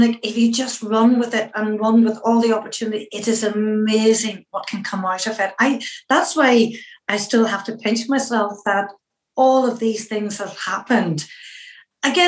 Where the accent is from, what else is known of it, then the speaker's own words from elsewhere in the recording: Northern Irish, Northern Ireland, United Kingdom; I'm a Northern Irish Catholic and a woman